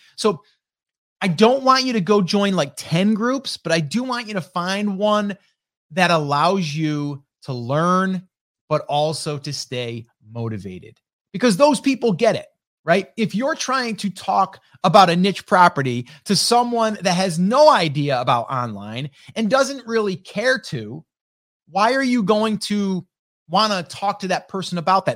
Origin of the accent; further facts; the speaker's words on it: upstate New York, United States; I'm from upstate New York